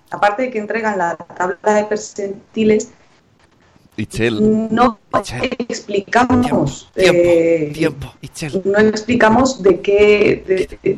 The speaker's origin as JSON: {"language": "Spanish", "country": "Mexico", "said": "Los reyes de los tutoriales somos los mexicanos."}